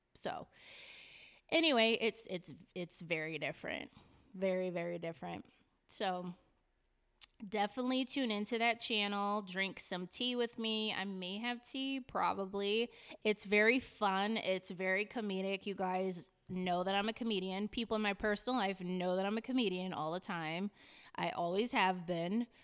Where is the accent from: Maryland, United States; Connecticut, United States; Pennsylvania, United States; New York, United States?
Connecticut, United States; Hartford; also born or lived in Newington; I was raised around Hartford, specifically the North End, 'cause my family, all my family is from there